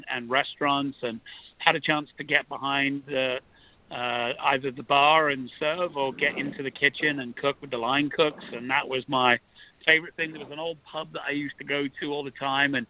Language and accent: English; London, United Kingdom; moved away; where I grew up in London was a real mixing pot